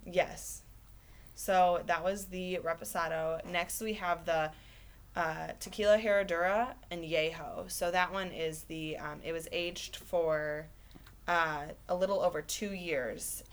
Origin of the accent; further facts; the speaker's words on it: Michigan, United States; moved away as an adult; now in Oklahoma, United States; I'm originally from Michigan and I moved to Oklahoma specifically for this job position